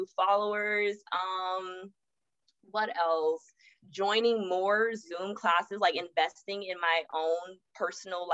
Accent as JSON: {"language": "English", "town": "Los Angeles", "region": "California", "country": "United States", "tie": "born or raised there", "also_born_or_lived": "Atlanta", "moved": "as an adult", "said": "I'm born and raised Los Angeles and I moved to Atlanta after college"}